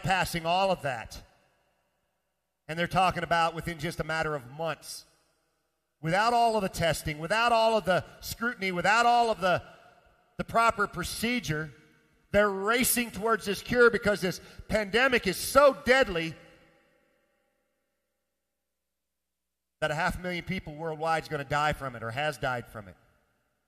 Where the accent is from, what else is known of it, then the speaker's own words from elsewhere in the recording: Midwest, United States; moved away; I come from the Midwest. We raise a lot of grain, a lot of soybeans, and a lot of corn back there.